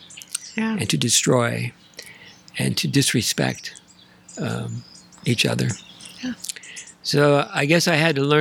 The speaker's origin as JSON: {"language": "English", "town": "Santa Ynez", "region": "California", "country": "United States", "tie": "born or raised there", "also_born_or_lived": "Santa Barbara", "said": "I was raised in San Ynez and went to Mission Santa Ynez"}